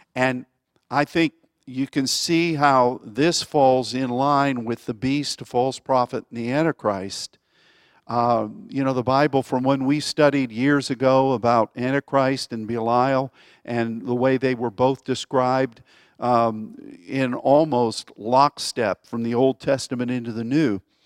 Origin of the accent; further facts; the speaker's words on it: United States; as an American